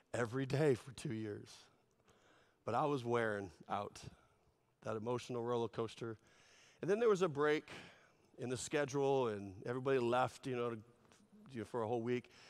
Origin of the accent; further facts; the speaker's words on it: California, United States; I was also from California